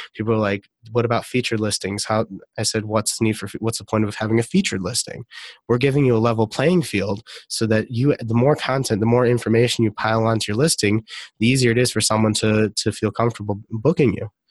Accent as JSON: {"language": "English", "town": "Detroit", "region": "Michigan", "country": "United States", "tie": "born or raised there", "also_born_or_lived": "Israel", "said": "I grew up in Detroit, Michigan"}